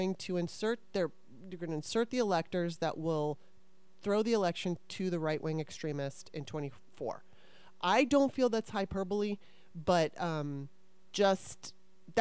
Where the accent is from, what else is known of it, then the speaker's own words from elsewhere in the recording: Los Angeles, California, United States; moved away as an adult; also born or lived in Russia; now in Maryland, United States; I grew up here. I was here until I was 9. Moved to LA in 1977, and basically with, you know, I lived in Russia when I was 12 for a little while, but outside of that, I was in California until 2009